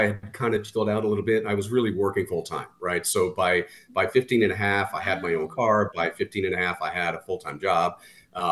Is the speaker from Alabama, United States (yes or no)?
no; Southern California, United States; I grew up in Southern California car culture